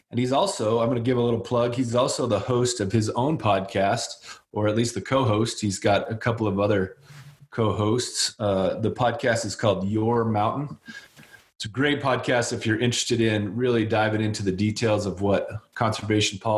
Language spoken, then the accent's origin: English; Wyoming, United States; now in Colorado, United States; My dad lives in Wyoming. I'm from Wyoming.